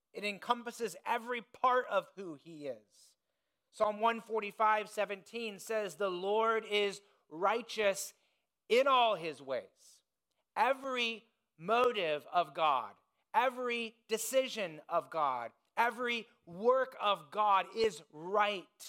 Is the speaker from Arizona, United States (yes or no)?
no; Indiana, United States; moved away; I grew up in Indiana, it's the basketball state.